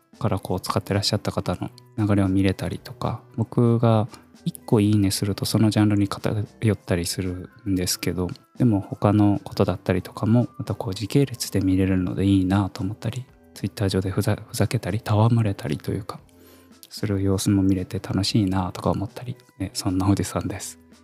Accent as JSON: {"language": "Japanese", "region": "Kumamoto", "country": "Japan", "tie": "born or raised there", "also_born_or_lived": "Fukuoka / Tokyo", "moved": "as an adult", "said": "十八歳から福岡、三十歳から東京で暮らし、三十五歳で会社を辞め、地元の熊本"}